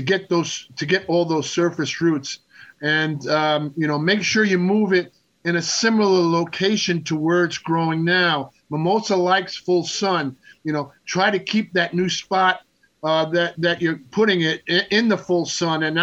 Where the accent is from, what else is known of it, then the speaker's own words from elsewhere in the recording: Long Island, New York, United States; Growing up on Long Island